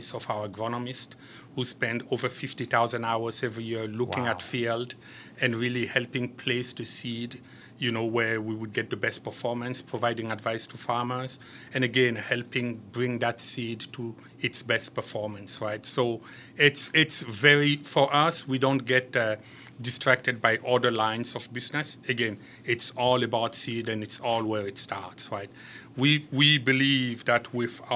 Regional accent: Cameroon; also born or lived in France; now in United States; I am originally from Cameroon, although today I'm a proud French-American citizen.

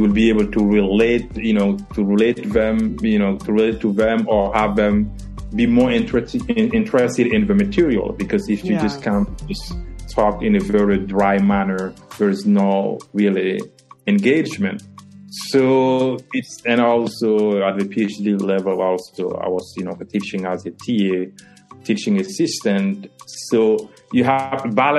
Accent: Burkina Faso; English is a second language; moved away as an adult; also born or lived in Côte d'Ivoire / Boston / Iowa / Louisiana; now in New York, United States; In Burkina Faso, I did 2 years in the Department of Anglophone Studies

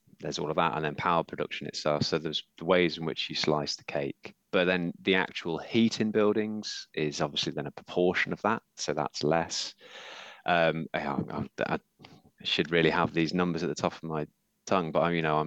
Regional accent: Yorkshire and the Humber, United Kingdom; I'm from Yorkshire

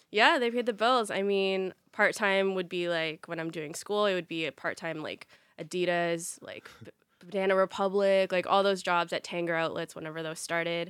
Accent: Ottawa, Ontario, Canada; born and raised in Ottawa

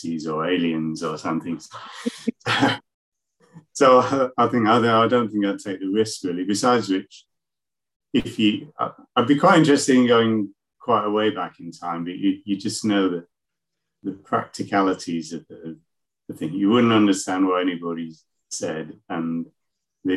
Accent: Leeds, Yorkshire and the Humber, United Kingdom; moved away; I'm from Leeds, in the middle of the country, and now I'm living down by the coast.

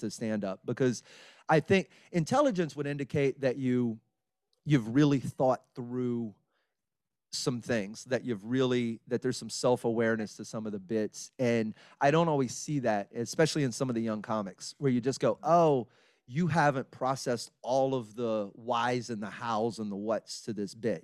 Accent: Beaumont, Texas, United States; moved away as an adult; also born or lived in Orange, Texas / Los Angeles; now in Houston, United States; I grew up in Beaumont, Texas.

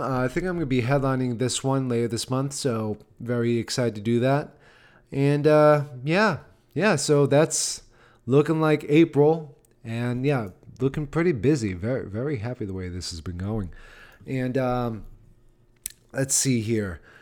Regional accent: Massachusetts, United States; now in Nashville, United States; Massachusetts, yep, there's my home state

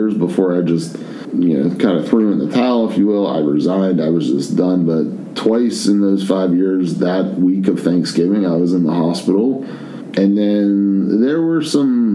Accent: Penn Hills, Pennsylvania, United States; also born or lived in Virginia; I'm from Penn Hills

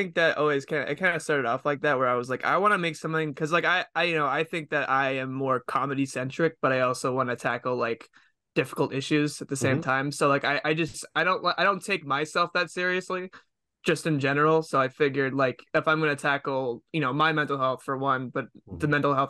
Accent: Massachusetts, United States; I'm from Massachusetts. That's kind of why.

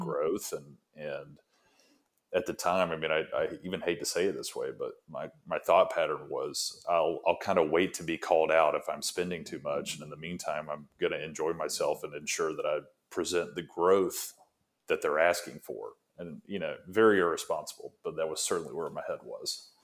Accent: Alabama, United States; moved away as an adult; now in Tampa, United States; I had gone to school in Alabama and grew up there

